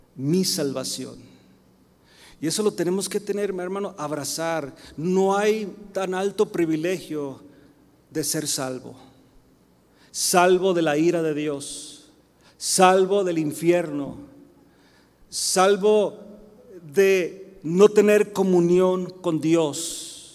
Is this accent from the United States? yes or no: yes; United States; soy mexicano, 100%, ¿ok, mis hermanos? Pero nacido en Estados Unidos